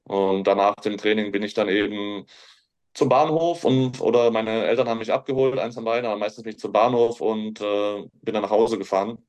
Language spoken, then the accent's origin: German; Heckfeld, Baden-Württemberg, Germany; now in Würzburg, Germany; ist ein kleines Dorf, ähm, in dem ich aufgewachsen bin.